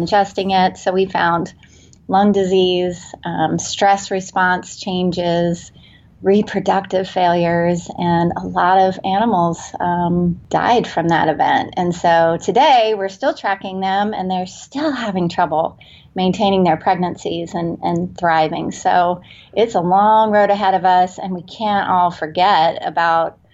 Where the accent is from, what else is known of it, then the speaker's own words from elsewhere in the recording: Cocoa Beach, Florida, United States; now in San Diego, United States; I was born in Cocoa Beach, and it was during the Apollo era, and my father was working for NASA at the time